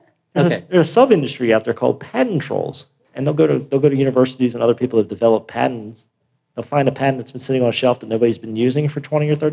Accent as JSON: {"language": "English", "region": "Maryland", "country": "United States", "tie": "born or raised there", "also_born_or_lived": "Delaware / Washington, D.C.", "moved": "as an adult", "said": "I grew up in Maryland, was raised in Maryland"}